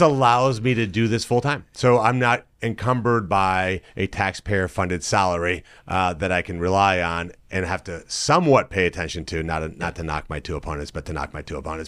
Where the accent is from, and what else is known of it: South Florida, United States; born or raised there; moved away as an adult; also born or lived in South America / Michigan / Boston / North Olmsted